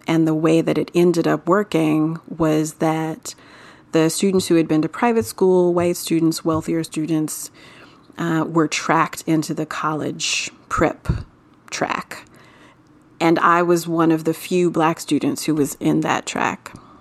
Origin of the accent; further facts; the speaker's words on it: Florida, United States; I'm from Florida